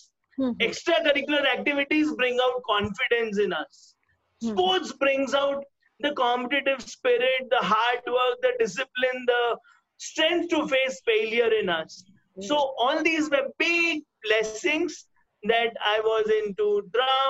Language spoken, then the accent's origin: English; Coimbatore, Tamil Nadu, India; also born or lived in Delhi; I was born in Delhi. Great. And by God's grace, I shifted to Coimbatore, to a simpler place